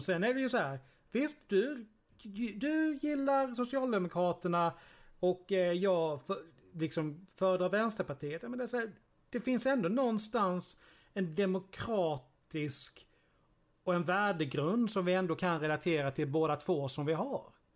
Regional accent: Sweden; som infödd svensk

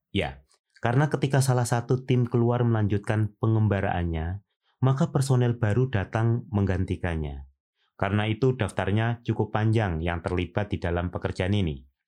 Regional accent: Indonesia; saya orang Indonesia

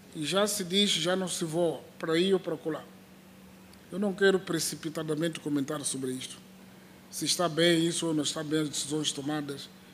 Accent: Mozambique; nós como moçambicanos

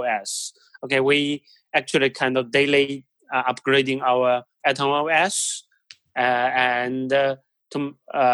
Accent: China; moved away; I'm originally from China

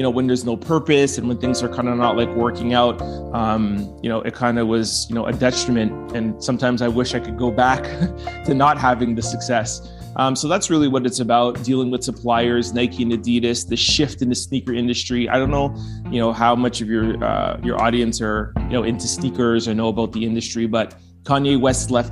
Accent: Montreal, Quebec, Canada; I was born and raised in Montreal

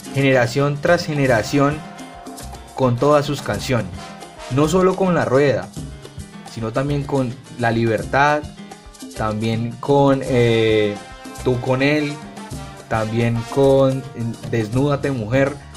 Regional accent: Cali, Valle del Cauca, Colombia; como buen caleño

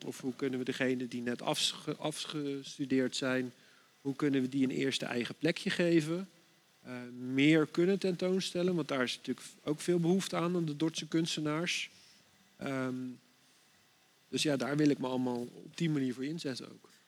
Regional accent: Dordrecht, South Holland, Netherlands; Ik ben hier geboren in Dordrecht

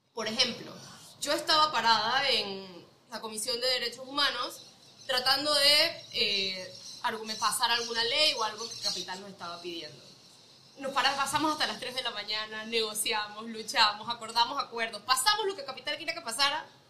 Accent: Panama; moved away as an adult; also born or lived in United States; Soy panameña, eh, nací aquí toda mi vida, de ahí me fui a estudiar ciencias políticas a Estados Unidos

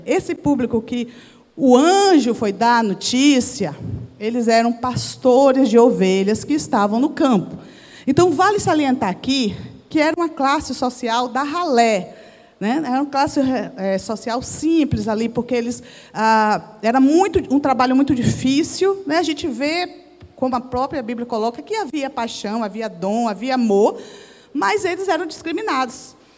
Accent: Bahia, Brazil; moved away; a minha igreja que eu cresci lá na Bahia

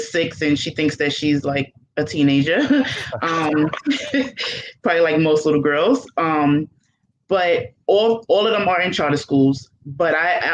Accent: New York City, New York, United States; moved away as an adult; now in Troy, United States; I grew up in Brooklyn, New York

